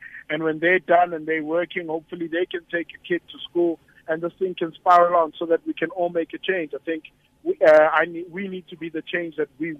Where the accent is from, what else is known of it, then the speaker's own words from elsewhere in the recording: Soweto, Gauteng, South Africa; I'm a boy from Soweto myself.